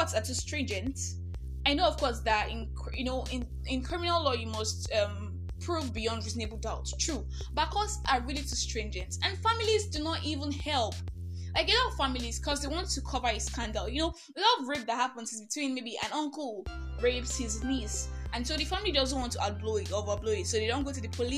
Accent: Nigeria; I'm that Nigerian Christian alcoholic

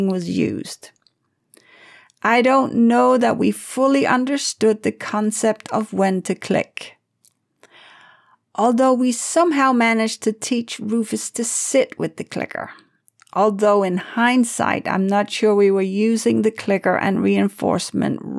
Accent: Denmark; moved away; This was in my home country of Denmark, where it's absolutely normal for kids to walk themselves or ride a bike to school

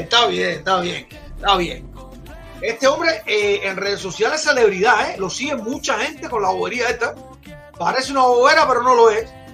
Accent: Cuba; moved away; also born or lived in Güira de Melena; Yo estudié en Guira Melena. Estudié mi primer año de pre en Maía Rodríguez y el 11 y 12 en Batalla de Acucho

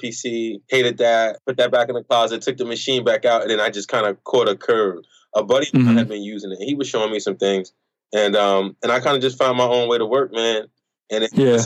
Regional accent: Newark, New Jersey, United States; I am from Newark, New Jersey, or Newark, however you want to pronounce it

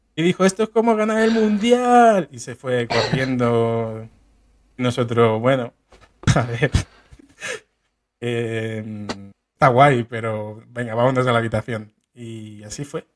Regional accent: Getafe, Community of Madrid, Spain; Los seis pibardos de Getafe

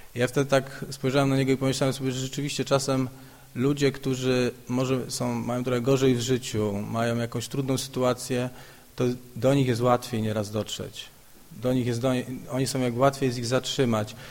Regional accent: Szczekociny, Silesian Voivodeship, Poland; now in Kraków, Poland; w Krakowie mieszkam, ale pochodzę z takiej miejscowości Szczekociny.

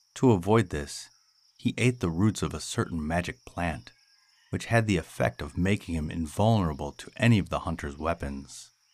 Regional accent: United States; as an American

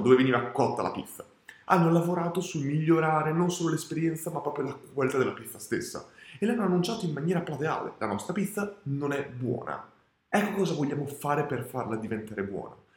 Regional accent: Italy; also born or lived in Australia

